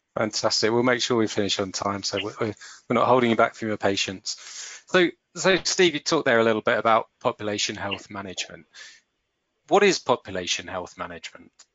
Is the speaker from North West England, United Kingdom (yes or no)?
no; St Albans, East of England, United Kingdom; my hometown of St Albans